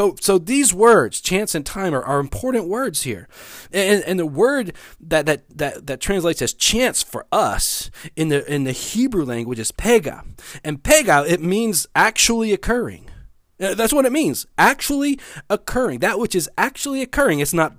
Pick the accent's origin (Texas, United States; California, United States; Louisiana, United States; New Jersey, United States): Louisiana, United States; West Monroe; Now, I've been living in Louisiana most of my life. I grew up in West Monroe. I've lived in Bossier City. I've lived in Shreveport.